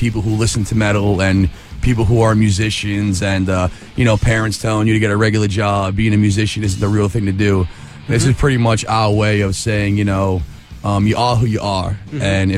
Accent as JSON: {"language": "English", "town": "Long Island", "region": "New York", "country": "United States", "said": "Long Island, New York."}